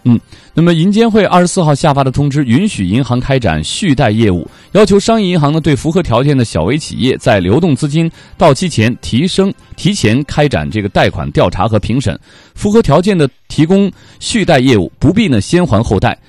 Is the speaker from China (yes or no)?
yes; Northeast China, China; accent: Northeastern Mandarin (Dongbei); moved away; also born or lived in Jilin / United States; 因为我们东北话呢，就是对缝儿嘛。